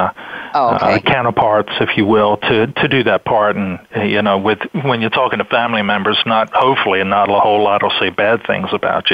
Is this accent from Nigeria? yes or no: no; England, United Kingdom; now in United States; originally, I'm from England